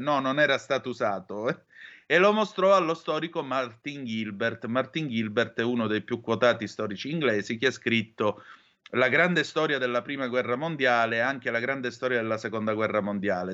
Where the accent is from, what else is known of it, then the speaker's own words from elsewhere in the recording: Calabria, Italy; queste cose le facevamo 40 anni fa in Calabria pure noi per giocare a guardie e ladri